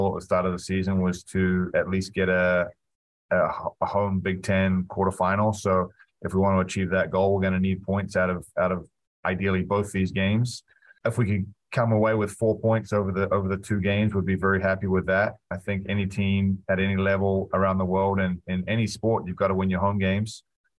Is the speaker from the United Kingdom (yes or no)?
no; New Zealand; also born or lived in Wisconsin; now in United States; a young kid growing up in New Zealand